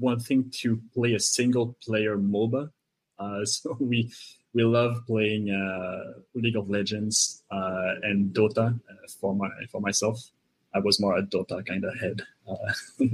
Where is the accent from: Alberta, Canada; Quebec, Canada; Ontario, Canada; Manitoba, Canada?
Quebec, Canada; first language French; English is a second language; I'm from Quebec, and I'm one of the co-owners of Bishop Games